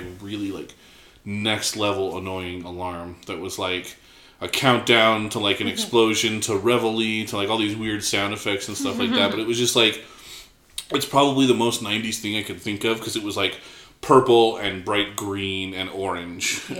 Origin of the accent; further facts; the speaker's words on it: Arizona, United States; growing up in Arizona